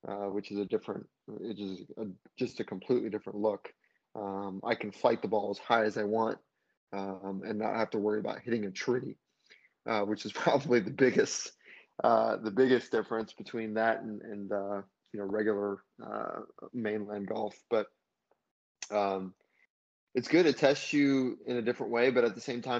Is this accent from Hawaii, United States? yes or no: yes; Hawaii, United States; growing up in Hawaii